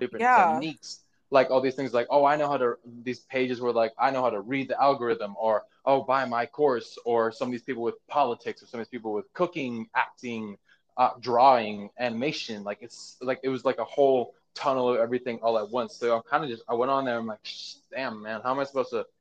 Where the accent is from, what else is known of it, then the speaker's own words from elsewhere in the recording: Lake Tahoe, Nevada, United States; moved away as an adult; now in Los Angeles, United States; I'm from Lake Tahoe in Nevada